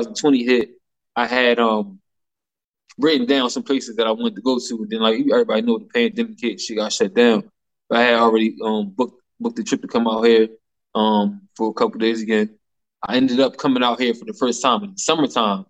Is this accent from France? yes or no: no; Philadelphia, Pennsylvania, United States; moved away as an adult; now in Chicago, United States; we're from Philadelphia